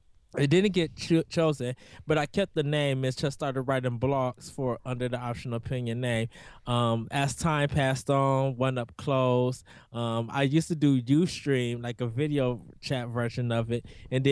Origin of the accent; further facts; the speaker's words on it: North Chicago, Illinois, United States; I'm from North Chicago, Illinois.